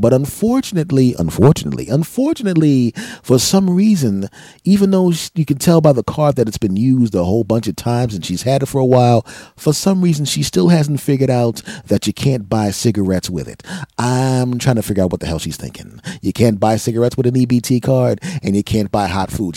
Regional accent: Philadelphia, Pennsylvania, United States; now in New Jersey, United States; I'm originally from Philadelphia, and I spent a lot of time in my hometown

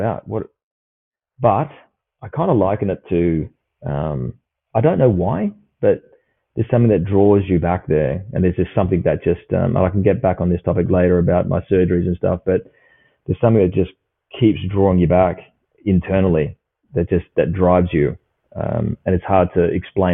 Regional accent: Perth, Western Australia, Australia; I grew up here in Perth

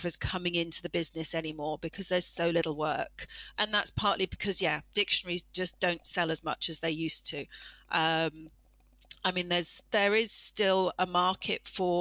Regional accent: United Kingdom; as a British person

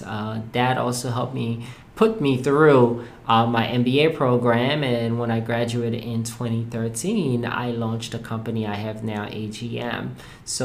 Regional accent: Haiti; now in United States; I am originally from Haiti. I have been in the U.S. now for 20 years as of this past July.

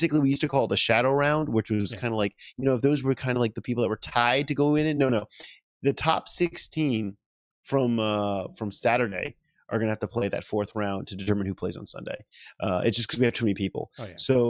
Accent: United States; I'm from America

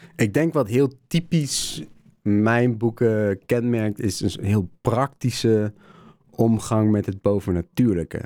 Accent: Netherlands; Ik kom uit Nederland

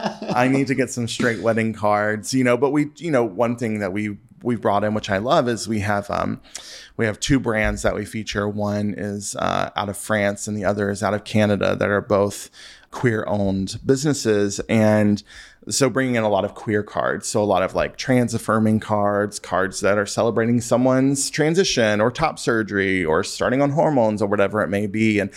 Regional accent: the South, United States; I'm from the South, so we put ranch on everything there, too.

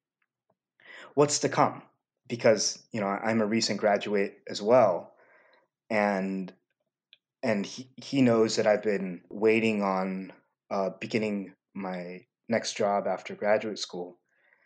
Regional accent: the South, United States; also born or lived in Los Angeles, California; I come from the South, and so your identity is kind of built on what the dominant cultures say you are. In LA, where I was born

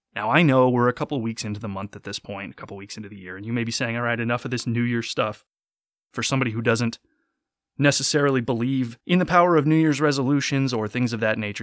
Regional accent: United States; I am American. I have grown up my entire life here.

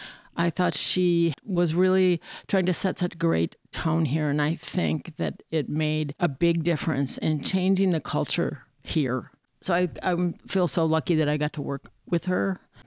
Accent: northern Wisconsin, United States; moved away; the Northern Waters Library System up there where I was from, that encompassed the county that I grew up in.

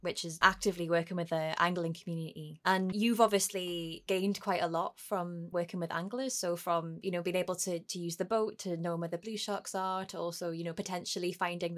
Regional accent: Newcastle upon Tyne, North East England, United Kingdom; moved away as an adult; also born or lived in Aberdeen / west coast of Scotland; I grew up in Newcastle

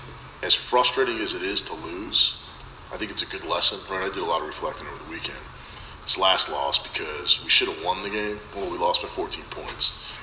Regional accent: New Jersey, United States; Originally Jersey.

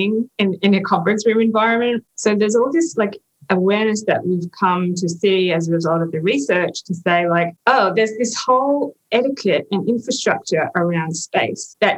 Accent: Australia; moved away as an adult; now in United States; me as an Australian

